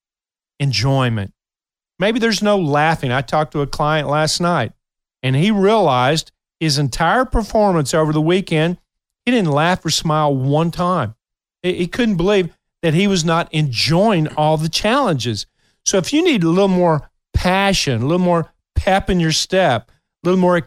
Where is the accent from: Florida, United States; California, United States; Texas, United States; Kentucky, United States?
Kentucky, United States; moved away; my memories from my hometown is one where the downtown area, I love going down on Saturdays